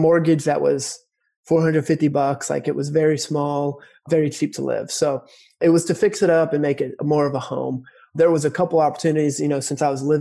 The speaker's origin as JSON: {"language": "English", "town": "Dayton", "region": "Ohio", "country": "United States", "tie": "born or raised there", "said": "here in Cincinnati, or technically Dayton here in Ohio, in my hometown"}